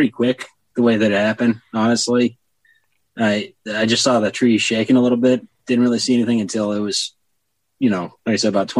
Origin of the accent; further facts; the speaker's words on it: Montana, United States; also born or lived in Texas / Massachusetts / Indiana; I was born in Texas and raised in Montana.